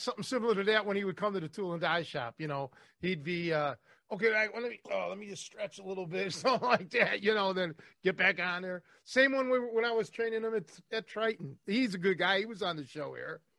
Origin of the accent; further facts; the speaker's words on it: Cleveland, Ohio, United States; I'm from Cleveland